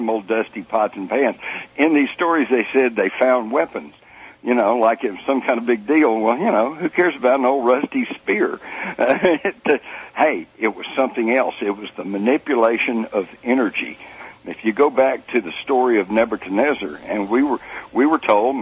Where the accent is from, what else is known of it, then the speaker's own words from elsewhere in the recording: Texas, United States; I was brought up in Texas